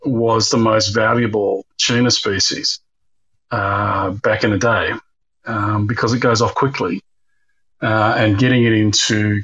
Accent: Australia; moved away as an adult; also born or lived in Bournemouth, United Kingdom / Germany; now in Singapore; We emigrated to Australia when I was just going on 8 years old

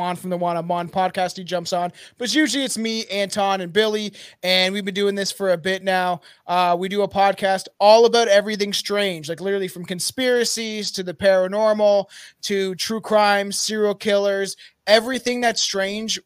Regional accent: Canada; I'm from Canada

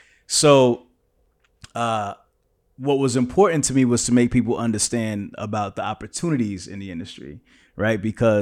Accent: Kansas, United States; Like, I came from Kansas. I didn't know nothing about trucking, right?

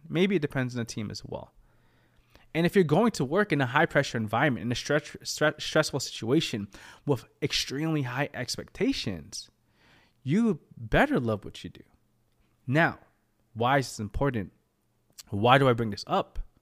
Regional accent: United States; I was born in America

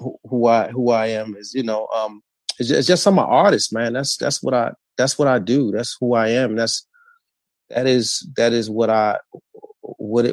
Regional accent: Baltimore, Maryland, United States; I grew up in Northwest Baltimore. In the Park Heights community.

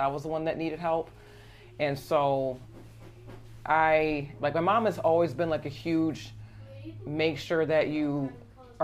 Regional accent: Aurora, United States; I grew up in Aurora

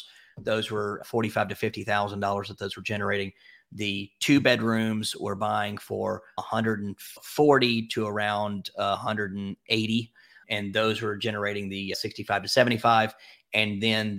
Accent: Memphis, Tennessee, United States; I'm from Memphis

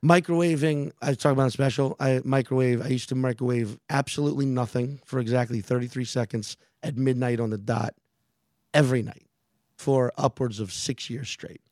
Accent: New Orleans, Louisiana, United States; moved away; my hometown

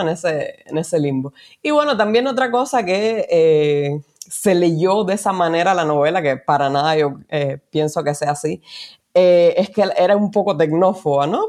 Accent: Cuba; moved away as an adult; now in Spain; soy una mujer cubana, inmigrante, vivo en España hace cuatro años

